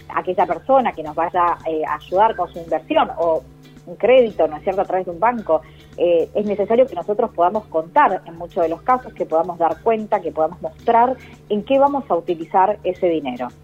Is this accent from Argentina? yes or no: yes; Argentina